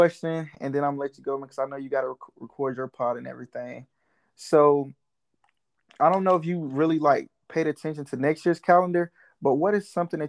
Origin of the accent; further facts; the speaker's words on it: Georgia, United States; now in Florida, United States; when I was growing up in Georgia